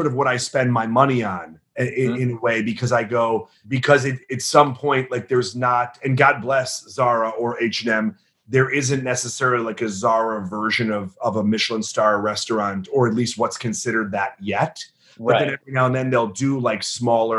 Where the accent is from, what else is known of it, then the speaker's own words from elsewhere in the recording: Chicago, Illinois, United States; we're from the Midwest, from the Chicagoland area